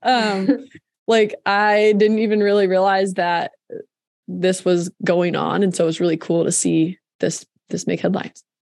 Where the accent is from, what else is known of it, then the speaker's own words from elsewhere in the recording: Williamsport, Pennsylvania, United States; I'm from Williamsport, Pennsylvania